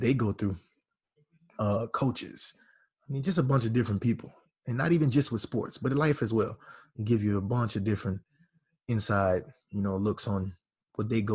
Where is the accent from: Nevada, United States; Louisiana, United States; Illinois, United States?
Louisiana, United States; I'm from Caracol, Louisiana, small town in Louisiana.